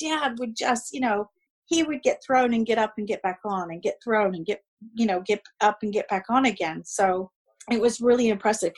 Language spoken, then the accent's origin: English; Monterey County, California, United States